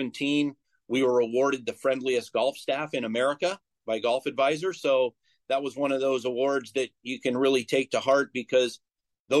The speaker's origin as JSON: {"language": "English", "area": "Bay Area", "region": "California", "country": "United States", "tie": "born or raised there", "moved": "yes", "said": "I grew up in the Bay Area, so not too far from you"}